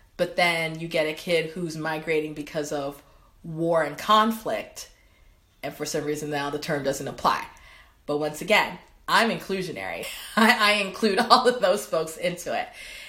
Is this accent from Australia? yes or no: no; Cameroon; And those are the things that reminded me of growing up in Cameroon, to be honest.